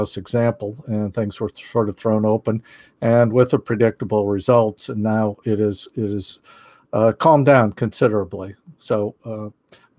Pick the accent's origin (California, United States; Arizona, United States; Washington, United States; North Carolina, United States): Arizona, United States; Phoenix; I grew up in Phoenix